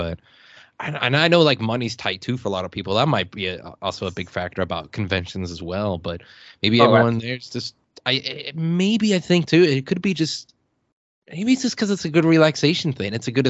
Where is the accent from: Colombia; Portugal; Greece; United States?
United States; Illinois; now in Arizona, United States; my home state of Illinois.